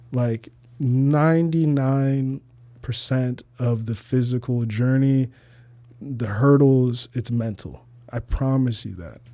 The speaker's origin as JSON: {"language": "English", "town": "Toledo", "region": "Ohio", "country": "United States", "tie": "born or raised there", "also_born_or_lived": "Arizona / Uganda (parents)", "moved": "as an adult", "lives_now": "Chicago, United States", "said": "I lived twenty-one years in Toledo, Ohio"}